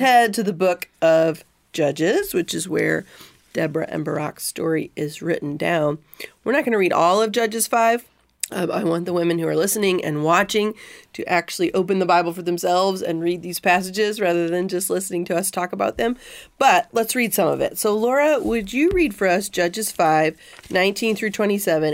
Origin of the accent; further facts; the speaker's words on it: Missouri, United States; I'm in the same little town where I grew up